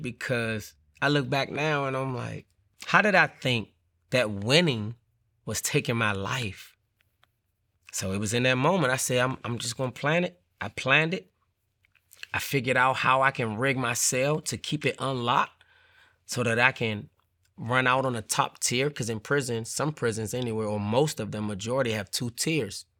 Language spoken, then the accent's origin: English; Washington, District of Columbia, United States; growing up in Washington, D C, the neighborhood, it was called Paradise